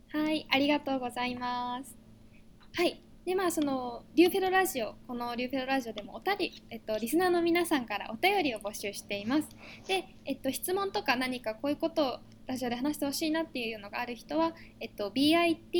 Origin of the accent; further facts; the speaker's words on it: Oita, Japan; moved away as an adult; now in Illinois, United States; 大分出身なんですよね。で、まあ、あと18年間ずっと大分で過ごしてきたんですけど